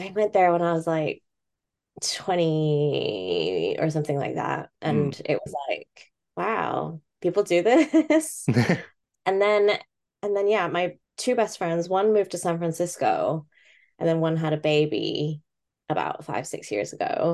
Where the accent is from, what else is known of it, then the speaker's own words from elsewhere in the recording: Bangkok, Thailand; moved away as an adult; also born or lived in Hong Kong (family) / Coventry; now in United Kingdom; I was born in Bangkok, and my family's from Hong Kong. Mm-hmm. So I lived in Bangkok until I was 18.